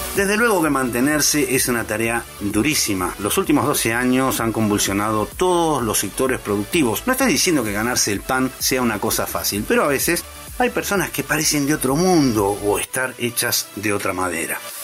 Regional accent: Argentina; Argentina, mi tierra

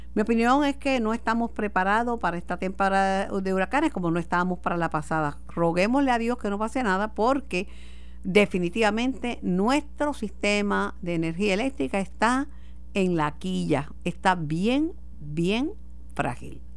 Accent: Mayagüez, Puerto Rico; en mi pueblo, en Mayagüez

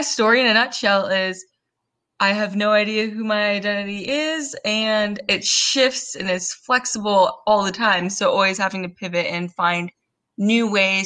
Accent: Southern California, United States; I am born and raised in Southern California

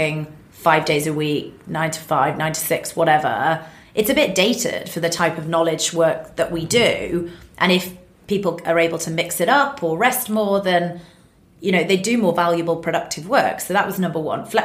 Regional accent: United Kingdom; being British as well

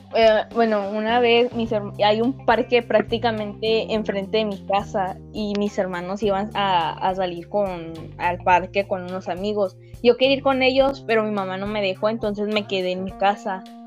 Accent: Mexico; nosotros somos de México, México, México.

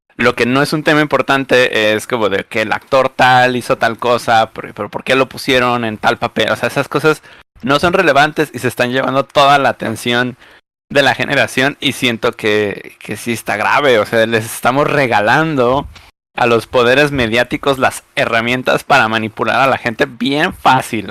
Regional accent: Mexico; las personas que vivimos en México

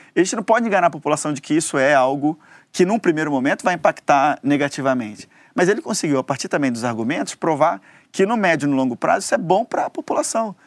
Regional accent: Goiás, Brazil; lá no meu estado, em Goiás

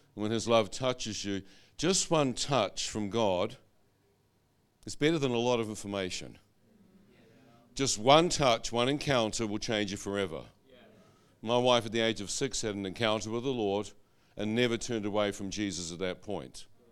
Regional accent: New Zealand; moved away; like a kiwi

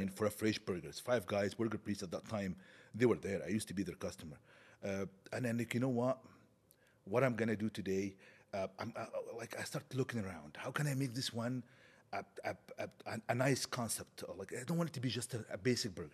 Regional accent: Egypt; moved away as an adult; now in Canada; I grew up now in Egypt

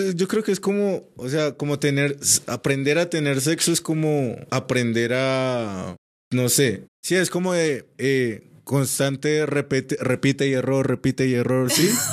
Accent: Cúcuta, Norte de Santander, Colombia; soy de Cúcuta

